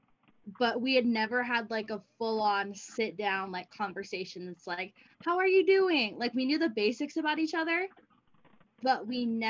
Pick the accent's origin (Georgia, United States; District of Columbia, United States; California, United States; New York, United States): California, United States; moved away as an adult; also born or lived in Idaho; now in Rexburg, United States; I am originally from California, but I am up here at BYUI studying communications